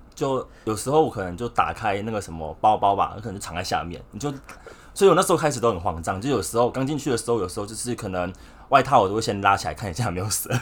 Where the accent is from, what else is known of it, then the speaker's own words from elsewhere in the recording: Taichung, Taiwan; moved away as an adult; now in Taipei, Taiwan; 从小到大都在台中生活